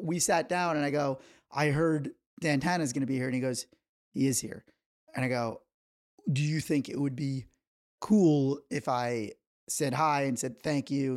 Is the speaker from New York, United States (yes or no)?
yes; New York, United States; moved away; I am from New York